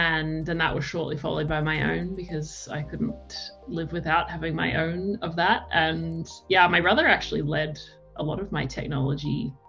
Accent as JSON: {"language": "English", "town": "Melbourne", "region": "Victoria", "country": "Australia", "tie": "born or raised there", "also_born_or_lived": "London, United Kingdom", "said": "I am a child of the world, born in Melbourne, split my time between Melbourne and London until I was about 13, because my dad lived in London and my mum lived in Melbourne. So school in Melbourne, every break in London"}